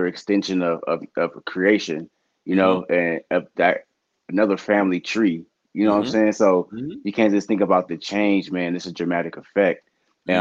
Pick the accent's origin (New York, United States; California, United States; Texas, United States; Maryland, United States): California, United States; Sacramento; growing up in South Sac